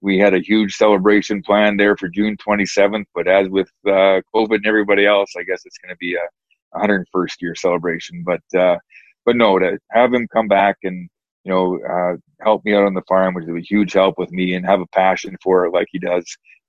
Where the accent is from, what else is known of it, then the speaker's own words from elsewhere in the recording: Western Canada, Canada; Like, growing up in Western Canada, every hockey night and game, it was Maple Leaf Gardens.